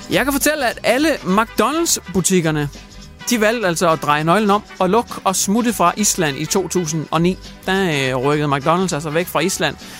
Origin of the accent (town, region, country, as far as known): Denmark